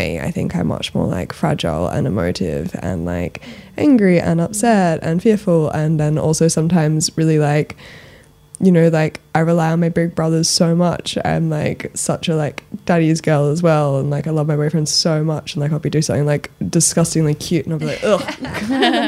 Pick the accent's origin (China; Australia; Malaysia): Australia; Sydney, New South Wales; also born or lived in London; I grew up in Australia